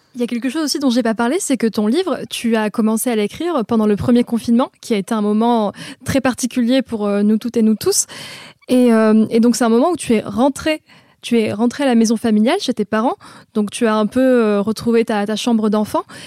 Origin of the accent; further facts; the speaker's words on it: Vaucluse, Provence-Alpes-Côte d'Azur, France; moved away; je viens du Vaucluse